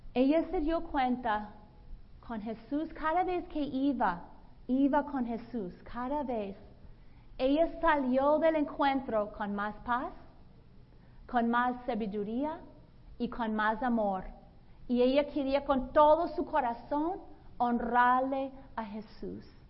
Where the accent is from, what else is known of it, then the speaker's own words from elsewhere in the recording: Boston, Massachusetts, United States; Spanish is a second language; moved away as an adult; also born or lived in Latin America / Brazil; now in Los Angeles, United States; Yo soy la mayor de cuatro hijos. Yo soy de Boston, Massachusetts. Yo aprendí limpiar nieve con muy joven